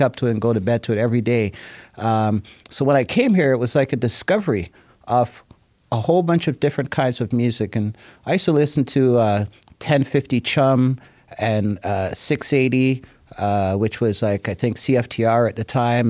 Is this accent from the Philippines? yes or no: no; Jamaica; now in Toronto, Canada; as a Jamaican who loves music